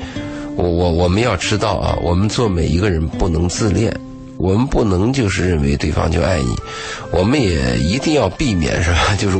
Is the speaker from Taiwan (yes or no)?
no; China; 比如说我们中国人呢，你说吃顿饭。酒肉朋友，嗯，花点钱大家都愿意，